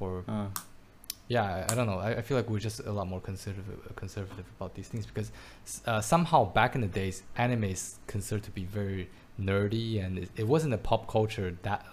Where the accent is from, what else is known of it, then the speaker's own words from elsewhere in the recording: Belgium; now in Taiwan; I grew up in Belgium